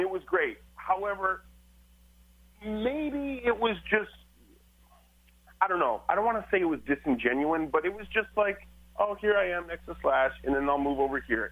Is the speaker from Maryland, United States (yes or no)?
no; Michigan, United States; moved away; I'm from Michigan and the Detroit Flint